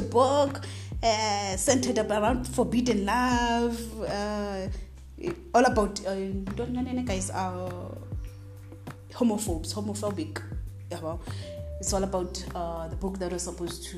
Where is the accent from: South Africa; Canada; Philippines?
South Africa; I'm from Azania. I'm an Azanian